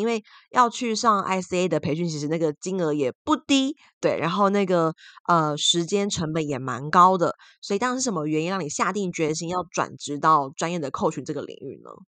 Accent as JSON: {"language": "Chinese", "country": "Taiwan", "said": "像威尼我们都是台湾人嘛"}